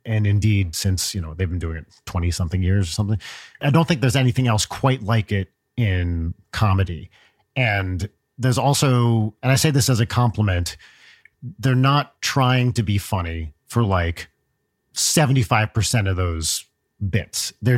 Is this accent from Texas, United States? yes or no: no; New Jersey, United States; I grew up in North Jersey.